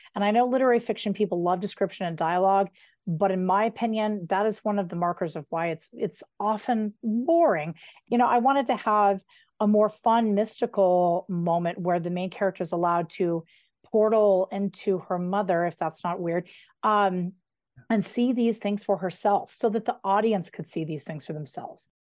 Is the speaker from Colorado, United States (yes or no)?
yes; outside Denver, between Idaho Springs and Evergreen, Colorado, United States; I grew up right outside of Denver between Idaho Springs and Evergreen